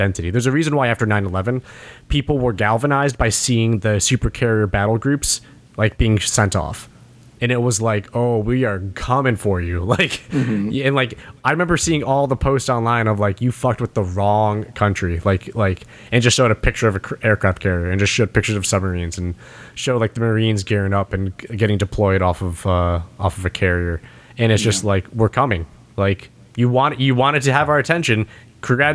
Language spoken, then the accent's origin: English; United States; I'm an American